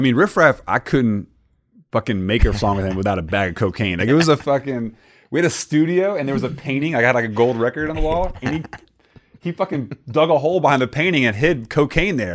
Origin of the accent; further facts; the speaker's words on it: Mississippi, United States; moved away; also born or lived in Florida; I'm born in Mississippi